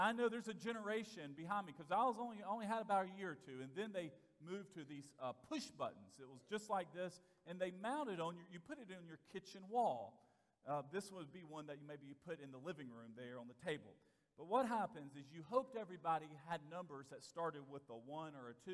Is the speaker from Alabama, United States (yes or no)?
yes; Vestavia Hills, Alabama, United States; also born or lived in Bessemer, Alabama; When I was a first grader, entering the first grade, we moved from Bessemer, Alabama, to a place called Vestavia Hills, Alabama